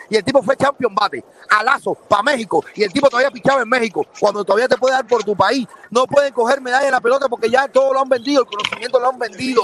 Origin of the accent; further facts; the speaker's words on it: Camagüey, Cuba; now in United States; Yo soy de Camagüey, del centro de la ciudad de Camagüey